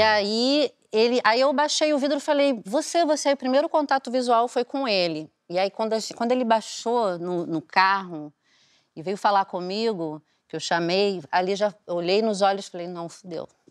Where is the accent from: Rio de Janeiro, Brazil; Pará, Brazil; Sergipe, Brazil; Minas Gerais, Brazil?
Sergipe, Brazil; Aracaju; moved away; eu sou de Aracaju, né? Eu morava em Aracaju na época